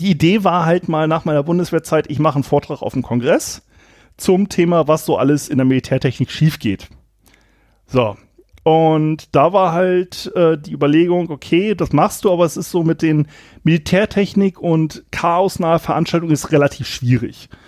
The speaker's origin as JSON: {"language": "German", "country": "Germany", "tie": "born or raised there", "said": "ich komme aus dem Anfang des Weserberglands und da ist es ähm, so gewesen, kleines Dorf, bisschen konservativ."}